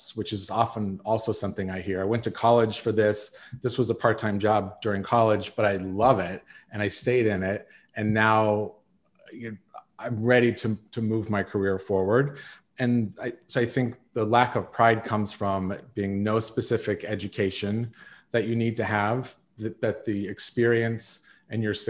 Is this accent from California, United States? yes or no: yes; South Lake Tahoe, California, United States; I grew up in South Lake Tahoe, California, with a family who owned a construction company.